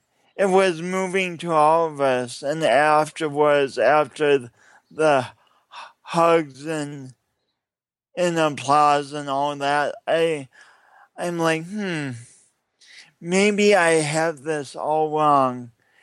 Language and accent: English; England, United Kingdom; And then I'm an English person, and I've been chasing this book around